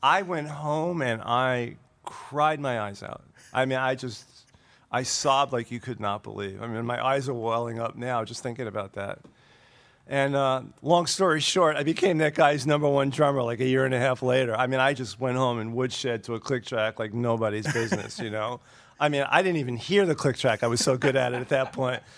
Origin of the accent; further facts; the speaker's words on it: Brooklyn, New York, United States; I'm from Brooklyn